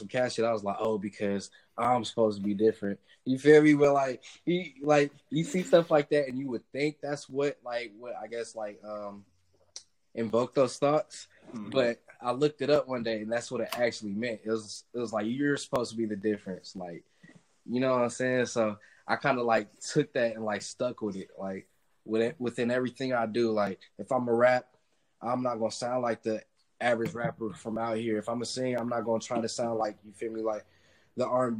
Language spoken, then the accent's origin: English; Oakland, California, United States; also born or lived in Chicago; I've been here since I was like a little kid